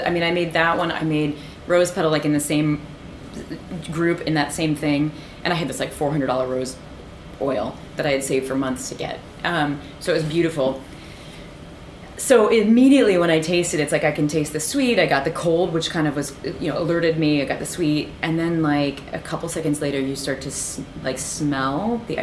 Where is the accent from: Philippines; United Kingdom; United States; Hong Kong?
United States; Peoria, Illinois; moved away; also born or lived in Ohio; I grew up actually in Peoria before we moved